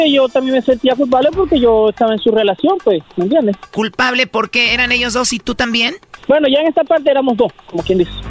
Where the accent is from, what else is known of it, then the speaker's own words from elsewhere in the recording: Venezuela; yo soy de Venezuela.